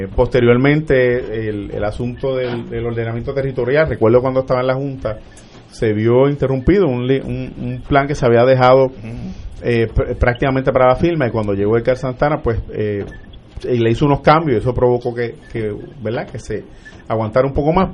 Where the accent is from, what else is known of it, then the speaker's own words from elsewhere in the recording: Vega Baja, Puerto Rico; also born or lived in Arecibo / Manatí; nací en Arecibo, pero me crié en el barrio Yeguada de Vega Baja